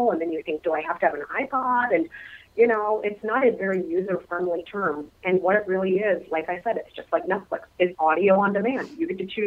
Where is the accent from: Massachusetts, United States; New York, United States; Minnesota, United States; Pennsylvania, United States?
Minnesota, United States; moved away; I am a native Minnesotan